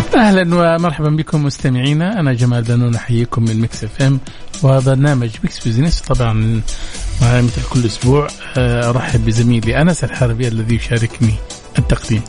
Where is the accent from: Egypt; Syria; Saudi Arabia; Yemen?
Saudi Arabia; عندنا في السعودية